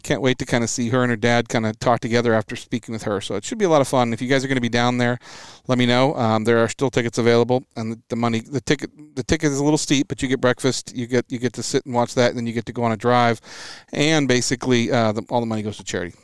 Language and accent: English; Washington, United States; growing up in Washington State